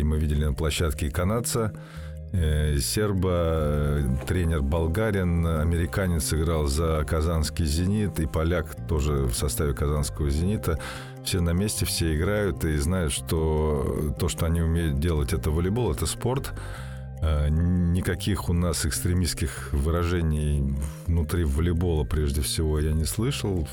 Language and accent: Russian; Russia; как россиянин